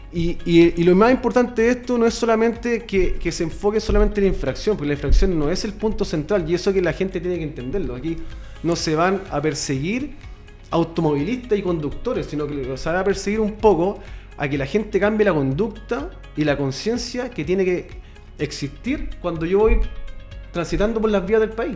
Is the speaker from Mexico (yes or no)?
no; Chile; Aquí en Chile